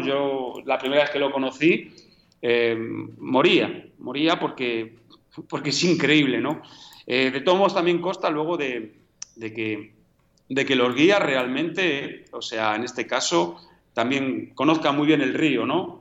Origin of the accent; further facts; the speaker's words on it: Madrid, Community of Madrid, Spain; also born or lived in Galicia / Buenos Aires / Patagonia; now in Argentina; yo nací en Madrid